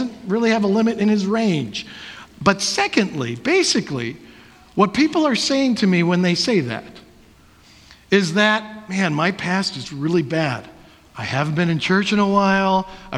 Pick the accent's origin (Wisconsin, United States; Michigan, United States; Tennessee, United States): Wisconsin, United States; I am a Packer fan because in the past, I was born and raised in Wisconsin.